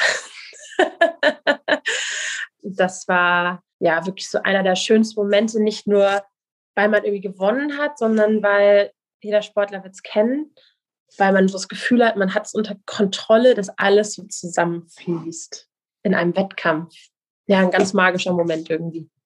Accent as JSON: {"language": "German", "town": "Kiel", "region": "Schleswig-Holstein", "country": "Germany", "tie": "born or raised there", "said": "Die Strander Bucht, also die, wo ich groß geworden bin, vor Kiel"}